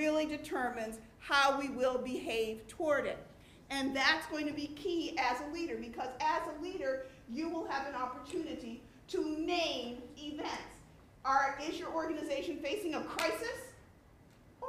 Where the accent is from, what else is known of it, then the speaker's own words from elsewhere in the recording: Cleveland, Ohio, United States; I'm from Cleveland, Ohio.